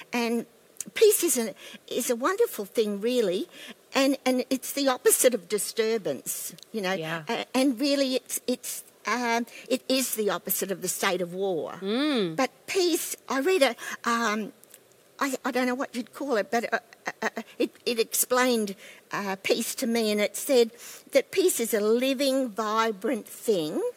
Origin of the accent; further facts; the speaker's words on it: Ipswich, Queensland, Australia; I grew up in the Baptist church in Silkstone in, near Ipswich